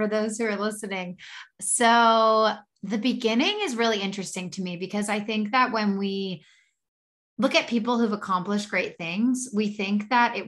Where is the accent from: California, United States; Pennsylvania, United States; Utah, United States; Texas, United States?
Pennsylvania, United States; Philadelphia; I'm from Philly